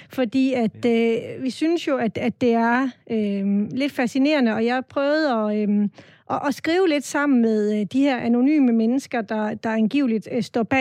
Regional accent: Southern Denmark, Denmark; Men vigtigst af alt er vi sønderjyder, stolte sønderjyder, som mener, at Sønderjylland er stor nok til at have sin egen valuta.

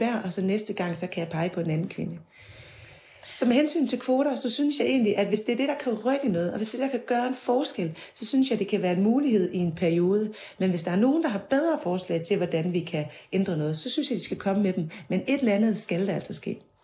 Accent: Denmark; jeg kommer fra Jylland

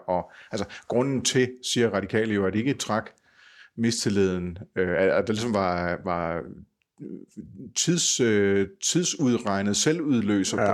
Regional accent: Funen, Southern Denmark, Denmark; Fynboer som mig

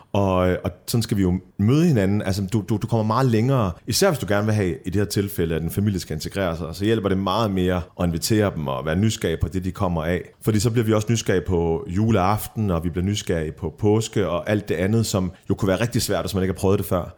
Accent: Middelfart, Southern Denmark, Denmark; now in Copenhagen, Denmark; Middelfart, hvor jeg voksede op på Fyn

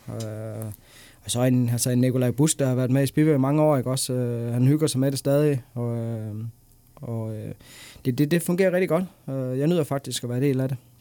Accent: Denmark; nu er jeg dansker, og jeg er flyttet hjem til Danmark igen

